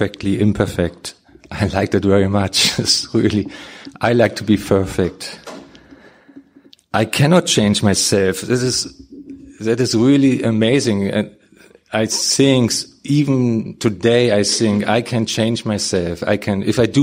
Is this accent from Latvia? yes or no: no; Germany; English is a second language; When I came over from Germany, I came to Nashville.